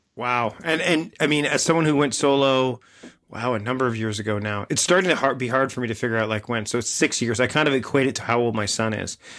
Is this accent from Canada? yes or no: yes; Canada; also born or lived in Victoria, British Columbia; we're both Canadian